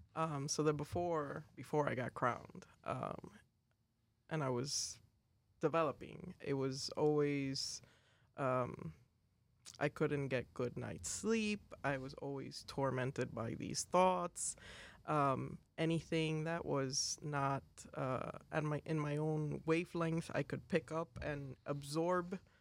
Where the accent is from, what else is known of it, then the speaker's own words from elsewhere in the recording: Caracas, Capital District, Venezuela; I am from Caracas, Venezuela